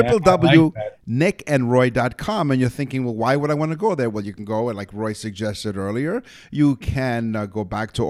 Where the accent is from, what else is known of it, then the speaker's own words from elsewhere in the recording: Toronto, Ontario, Canada; I'm from Toronto, so I'm a Torontonian.